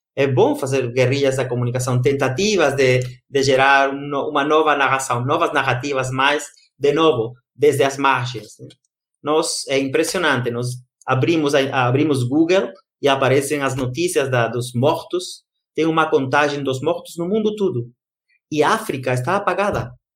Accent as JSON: {"language": "Portuguese", "country": "Brazil", "moved": "yes", "said": "lá no Brasil, na minha da minha terra querida brasileira"}